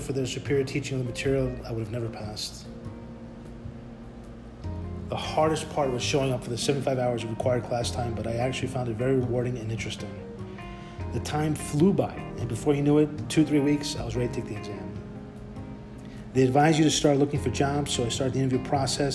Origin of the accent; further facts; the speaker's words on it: New York City, New York, United States; I was born and raised in Bayside, Queens, New York